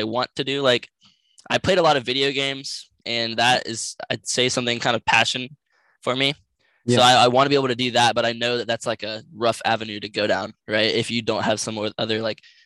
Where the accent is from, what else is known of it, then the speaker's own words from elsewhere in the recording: United States; I'm from the United States of America